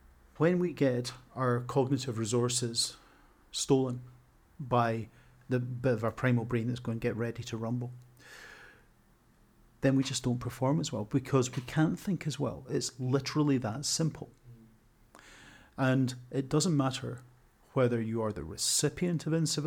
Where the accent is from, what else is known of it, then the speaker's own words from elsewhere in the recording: Scotland, United Kingdom; now in Coventry, United Kingdom; I'm a squat, beardy, Scottish middle-aged man. My accent to some people sounds like I want to stab them